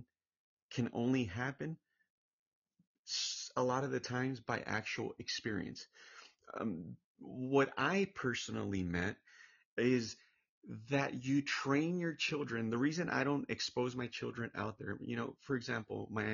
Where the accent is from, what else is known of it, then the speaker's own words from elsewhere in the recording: Orange County, California, United States; I'm originally from Orange County, California, but my background, my family were Hispanic